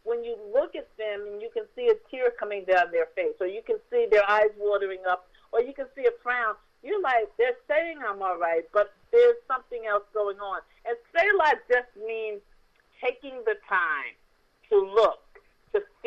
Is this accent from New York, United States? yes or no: yes; New York City, New York, United States; moved away; In New York, I'm from the Boogie Down Bronx